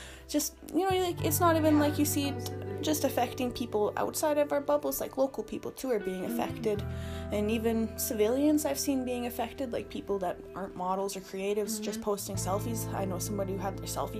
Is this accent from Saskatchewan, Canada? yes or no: yes; Regina, Saskatchewan, Canada; I'm a photographer from Regina, Saskatchewan.